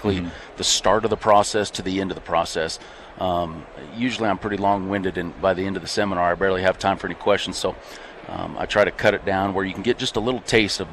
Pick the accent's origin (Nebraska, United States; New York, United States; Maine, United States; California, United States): Nebraska, United States; I'm from Nebraska